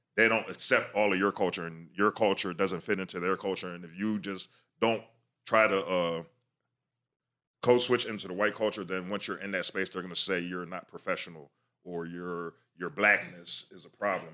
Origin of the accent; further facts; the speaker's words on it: Virginia, United States; moved away as an adult; now in Philadelphia, United States; I'm from Virginia